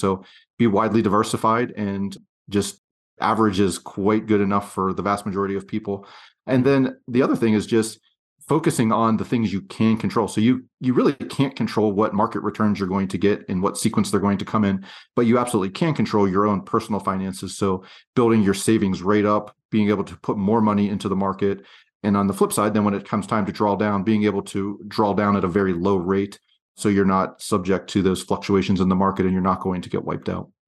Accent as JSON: {"language": "English", "region": "Pennsylvania", "country": "United States", "tie": "born or raised there", "also_born_or_lived": "western United States", "moved": "as an adult", "said": "I grew up across the country from where I live now in the western United States, and I grew up in Pennsylvania"}